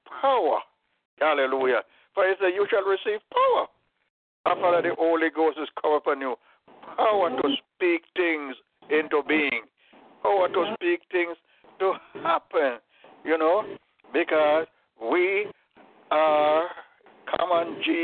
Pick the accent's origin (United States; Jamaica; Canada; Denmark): Jamaica; when I was growing up in Jamaica